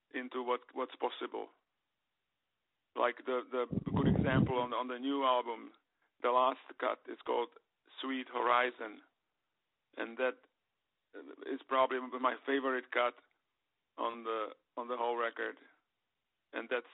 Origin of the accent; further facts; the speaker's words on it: Prague, Czechia; moved away; I was born there in Prague